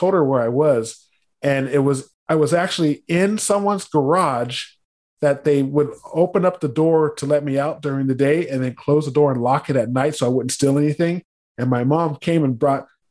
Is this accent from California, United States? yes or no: yes; San Diego, California, United States; I was born in San Diego.